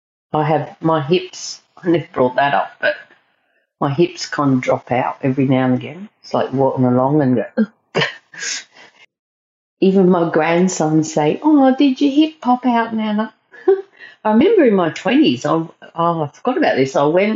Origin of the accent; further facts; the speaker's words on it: South Australia, Australia; I'm not from England. I'm just from South Australia, which has come up on the podcast before.